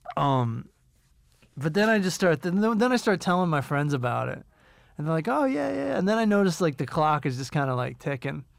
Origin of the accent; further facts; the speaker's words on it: United States; we're from America